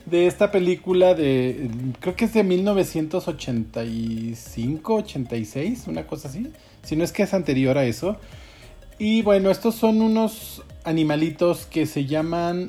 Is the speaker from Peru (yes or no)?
no; Mexico; en nuestro, en nuestro país